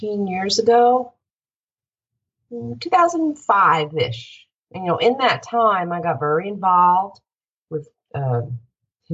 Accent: Northport, New York, United States; also born or lived in Boston; I grew up in my hometown of Northport, which I love.

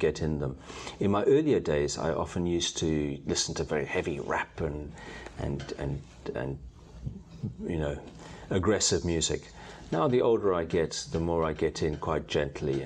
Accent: South Africa; moved away; growing up in South Africa at the end of apartheid

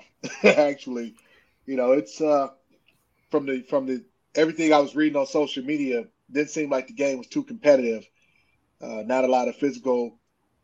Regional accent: Cleveland, Ohio, United States; I'm from Cleveland

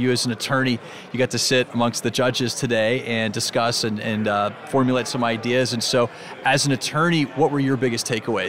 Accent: Colorado, United States; So I know I'm from Colorado. I'm a Colorado attorney

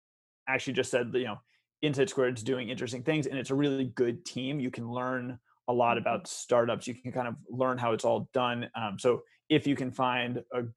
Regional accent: Vermont, United States; also born or lived in Brookline, Massachusetts; Family eventually moved to Vermont

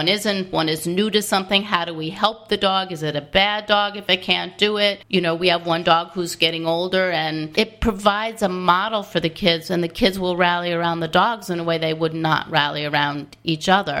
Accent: outside of Albany, upstate New York, United States; I grew up outside of Albany, upstate

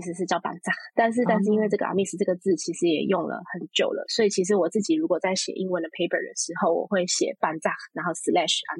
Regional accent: Taipei, Taiwan; 虽然是阿美族的混血，但是跟大家既定的这个想象有点不太一样。就是我从小其实是在台北市长大，所以以现在的这个框架会比较像被套用是都市原住民这样子的概念。

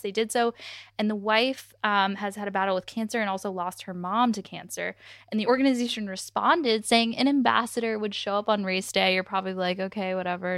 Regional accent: United States

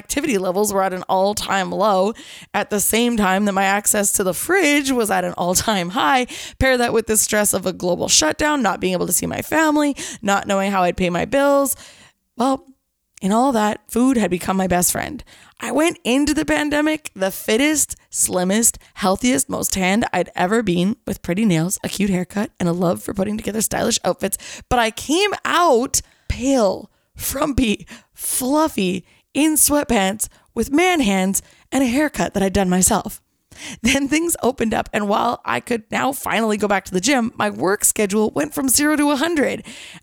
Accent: Kelowna, British Columbia, Canada; now in Vancouver, Canada; my hometown

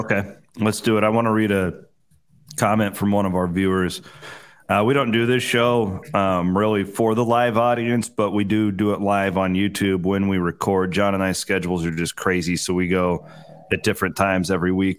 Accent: western Iowa, United States; I grew up in the heart of Husker country during that time

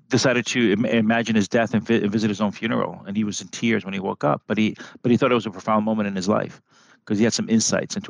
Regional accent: New York City, New York, United States; moved away as an adult; now in California, United States; I'm from New York City and I came from the Bronx

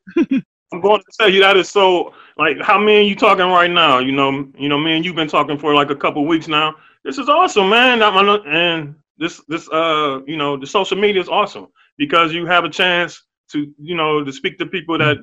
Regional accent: Ohio, United States; I grew up in Ohio

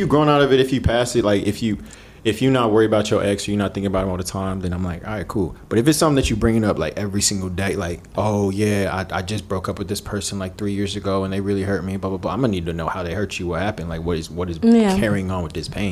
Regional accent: Nigeria; moved away; I'm from Nigeria

